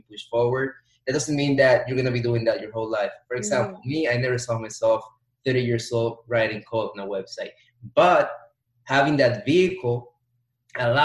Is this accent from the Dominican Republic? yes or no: yes; Dominican Republic; moved away as an adult; also born or lived in New York, United States / Florida, United States; born in New York, raised in Dominican Republic